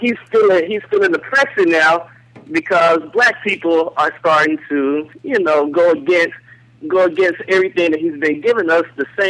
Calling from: Los Angeles, California, United States; I'm calling from L.A.

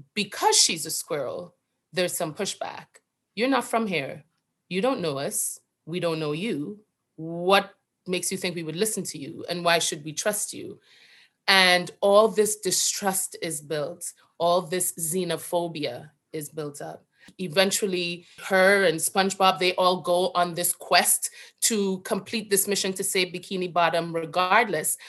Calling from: New York City, New York, United States; I am calling from Brooklyn

